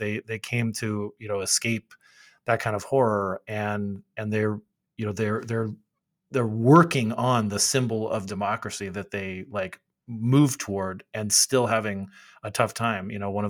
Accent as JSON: {"language": "English", "town": "Phoenix", "region": "Arizona", "country": "United States", "said": "I'm from Phoenix."}